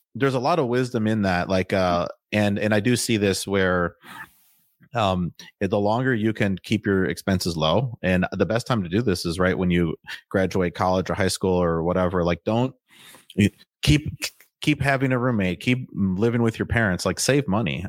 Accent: Waukesha, Wisconsin, United States; moved away as an adult; now in Austin, United States; I'm from Waukesha, like you said, and then, um, we lived in, like, a heavily wooded area

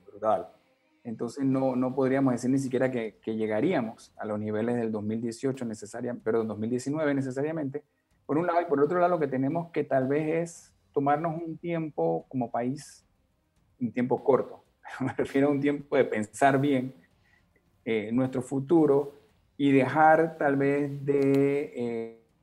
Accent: Panama; todos como panameños

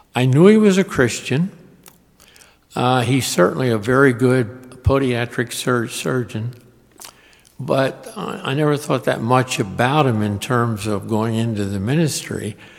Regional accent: Harrisburg, Pennsylvania, United States; now in Richmond, United States; I grew up in Harrisburg, which is not that far away

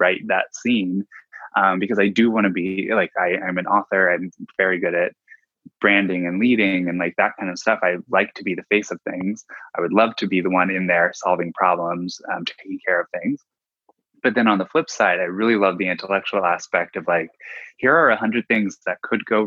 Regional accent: Dayton, Ohio, United States; moved away; I'm from Ohio originally. So I think it's just in my blood. Yeah, I'm from Dayton

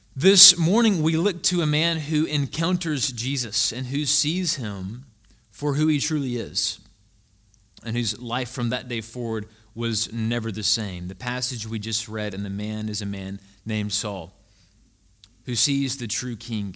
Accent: Greenwood, Mississippi, United States; moved away as an adult; also born or lived in Jackson, Mississippi; now in Savannah, United States; Before Jackson, I lived in a very small town in the Mississippi Delta called Greenwood, Mississippi.

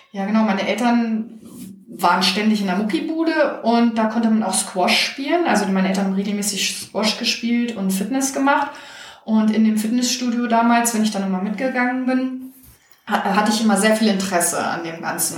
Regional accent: Hanover, Lower Saxony, Germany; also born or lived in Czech Republic; dann bin ich hier groß geworden, habe aber die Ferien eigentlich immer bei meiner Familie in Tschechien verbracht

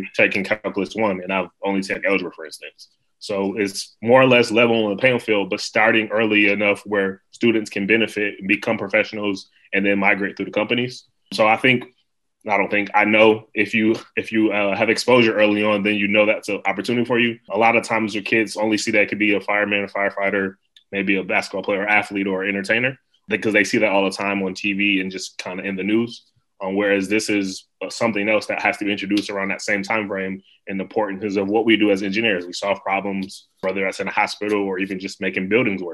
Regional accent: Buffalo, New York, United States; moved away as an adult; also born or lived in Alabama; We didn't have a NSBE junior or NSBE pre-college chapter in my city. I'm from Buffalo, New York.

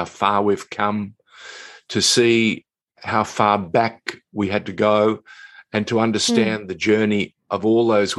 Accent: Sydney, New South Wales, Australia; when I was a young boy, growing up in Sydney

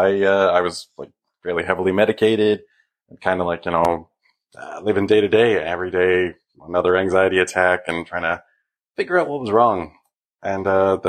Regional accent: near Toronto, Ontario, Canada; I'm from Canada, and near Toronto.

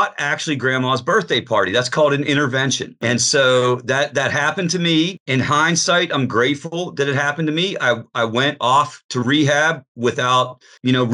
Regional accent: Pittsburgh, Pennsylvania, United States; I'm from Pittsburgh

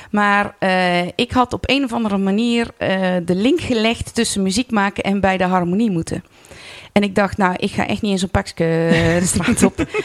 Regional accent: Vught, North Brabant, Netherlands; born there; now in Oeteldonk, Netherlands; Ik ben 49 jaar en eh, geboren in Vught. En al sinds mijn studententijd woonachtig in Oeteldonk.

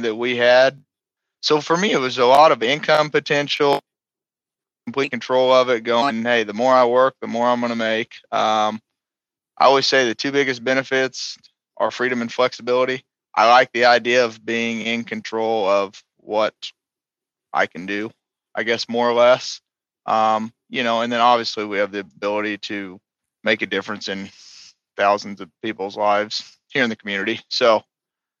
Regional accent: Southern Illinois, United States; grew up in a really small town, Southern Illinois

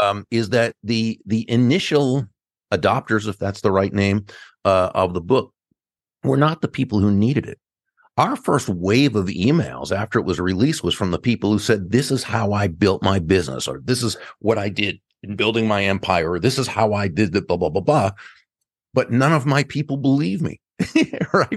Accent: Massachusetts, United States; now in Palm Beach, United States; I grew up in Massachusetts.

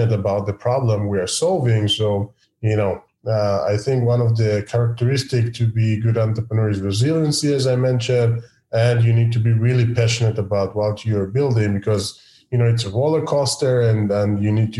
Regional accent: Israel; I'm from Israel

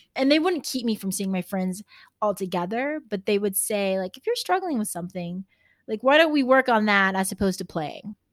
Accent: Texas, United States; they call me the Texan

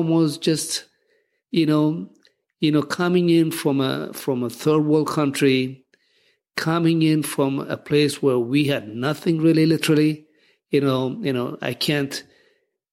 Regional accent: Ethiopia; moved away as an adult; also born or lived in Washington, D.C. / Minnesota / Elgin, Illinois / California; now in United States; I was born and raised in Ethiopia, lived there

